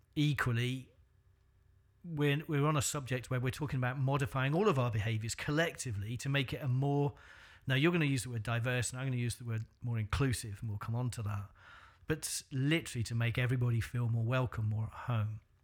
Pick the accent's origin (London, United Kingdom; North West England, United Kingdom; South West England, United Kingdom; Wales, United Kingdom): Wales, United Kingdom; North; I came from North Wales